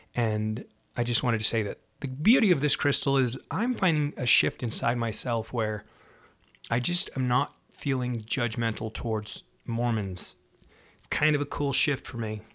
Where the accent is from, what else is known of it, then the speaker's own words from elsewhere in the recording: Salt Lake City, Utah, United States; I was raised in Salt Lake City, Utah, which is Zion, they call it.